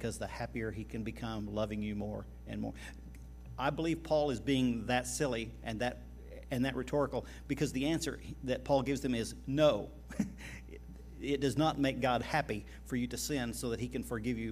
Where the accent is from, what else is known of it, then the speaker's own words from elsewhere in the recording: Oklahoma, United States; We're from Oklahoma